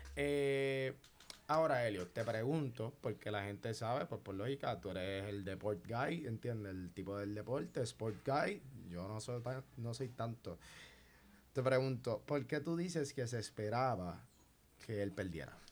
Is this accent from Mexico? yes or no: no; Puerto Rico; yo como boricua